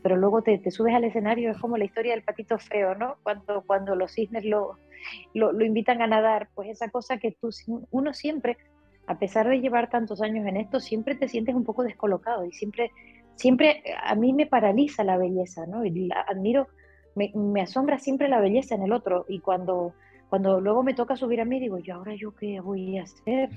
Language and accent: Spanish; Canary Islands, Spain; Los canarios somos muy revoltosos y, muy viajeros